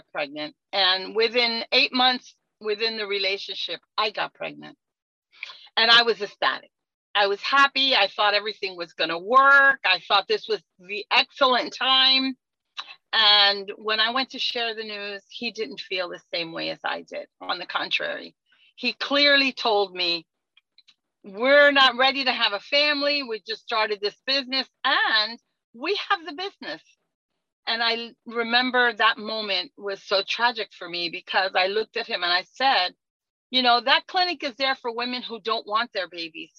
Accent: New York City, New York, United States; now in Miami, United States; I'm originally from New York City.

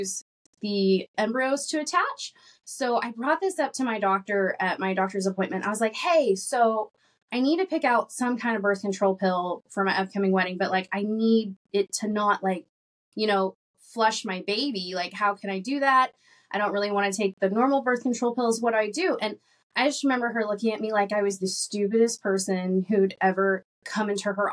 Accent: Arkansas, United States; I grew up in Arkansas

